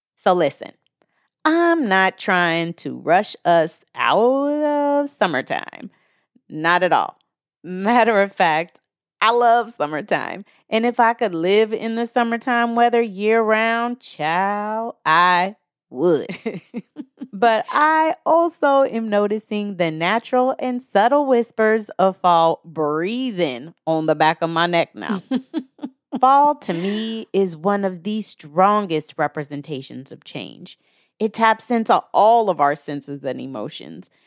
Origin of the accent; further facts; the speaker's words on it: the Northwest, Pacific Northwest, United States; I'm from the Northwest